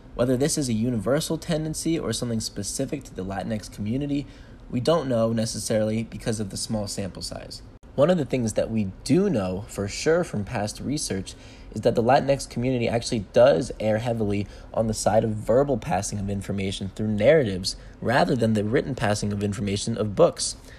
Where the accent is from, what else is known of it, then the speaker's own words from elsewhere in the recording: Bethesda, Maryland, United States; My hometown is Bethesda, Maryland.